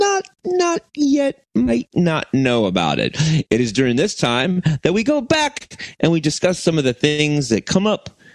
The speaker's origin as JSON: {"language": "English", "country": "United States", "said": "I'm American"}